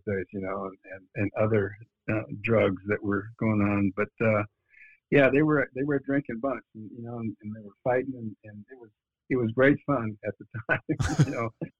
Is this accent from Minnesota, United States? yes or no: yes; northern Minnesota, United States; I grew up in a little town in northern Minnesota, just 6,000 people